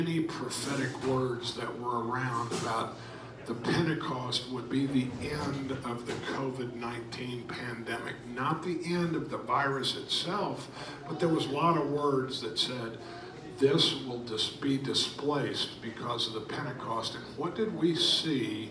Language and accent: English; Houston, Texas, United States; also born or lived in Raleigh, North Carolina / Metairie, Louisiana; I grew up in the South. I'm born in Raleigh, North Carolina, lived there till I was 5 years old. After 5 years, we moved to New Orleans, Louisiana. So I'm in Metairie, Louisiana for 2 years, and then I moved to Houston, Texas, and I was in Houston from second grade till I graduated from high school